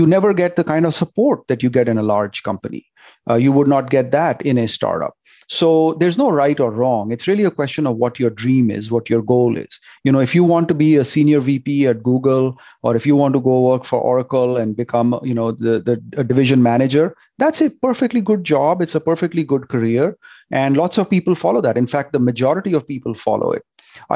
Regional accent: India; moved away as an adult; now in Silicon Valley, United States; growing up in India

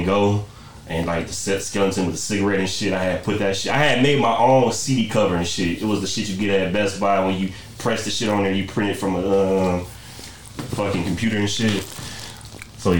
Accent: Michigan, United States; also born or lived in Greenwood, Mississippi; I moved to Michigan when I was 9

